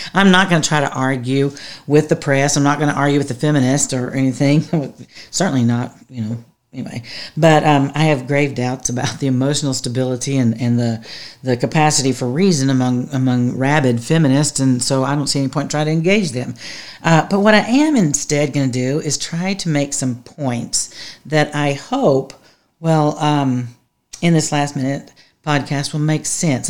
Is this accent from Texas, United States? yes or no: yes; Texas, United States; I'm from Texas